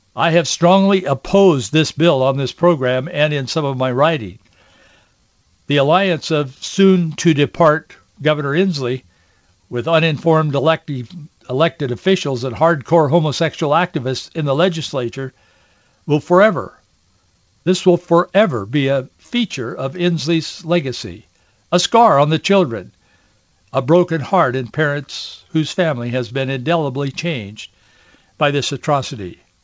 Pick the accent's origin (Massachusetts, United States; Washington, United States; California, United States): Washington, United States; as a kid growing up in Washington State